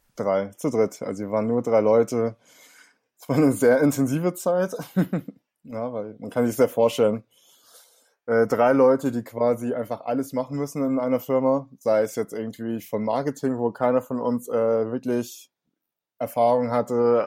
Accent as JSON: {"language": "German", "region": "Hamburg", "country": "Germany", "tie": "born or raised there", "accent": "Hamburger Slang", "said": "ich bin in Langhorn aufgewachsen, im Norden von Hamburg"}